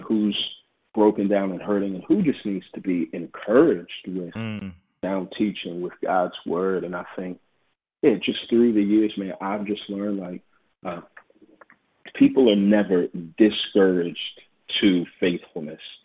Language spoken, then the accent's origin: English; Houston, Texas, United States; moved away as an adult; also born or lived in Waco, Texas / Dallas, Texas; now in Atlanta, United States; I'm from Texas. You know, I was born and raised in Houston, and I spent some time in Waco, and then Dallas, and now in Atlanta